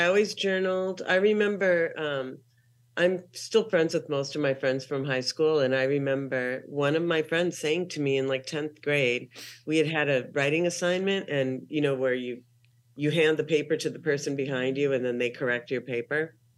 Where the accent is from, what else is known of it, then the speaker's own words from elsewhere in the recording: Minneapolis, Minnesota, United States; moved away as an adult; also born or lived in Salt Lake City, Utah / Portland, Oregon / Los Angeles, California / Columbus, Ohio; I'm from Minneapolis, Minnesota. Um, I left when I was nineteen